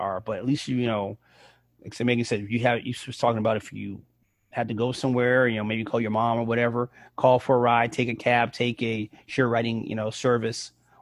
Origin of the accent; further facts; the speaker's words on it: New York City, New York, United States; I grew up in the Bronx and I was in high school